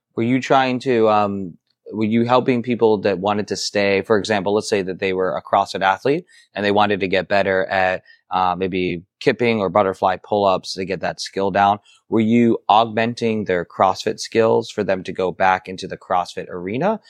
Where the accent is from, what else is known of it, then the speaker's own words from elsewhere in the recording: Ohio, United States; I'm from Ohio, but not, close to the Midwest